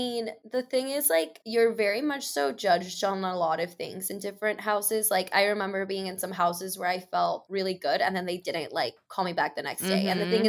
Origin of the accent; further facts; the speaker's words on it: Mexico City, Mexico; oh, I'm from Mexico City. And she's like, oh, like in New Mexico? And I was like, no, like the country, Mexico, homegirl.